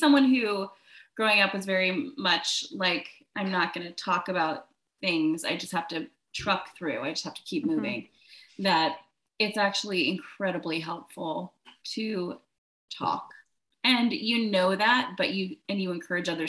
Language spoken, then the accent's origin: English; Virginia, United States; moved away; also born or lived in Charlotte, North Carolina / Baltimore; I grew up in Virginia